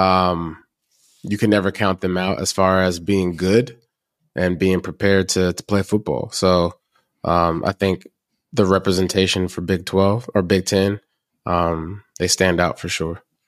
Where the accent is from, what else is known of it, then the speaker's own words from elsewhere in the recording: Lacey, Washington, United States; moved away as an adult; also born or lived in Olympia, Washington; I was the kid that went to high school, um, in Olympia, uh, Lacey Washington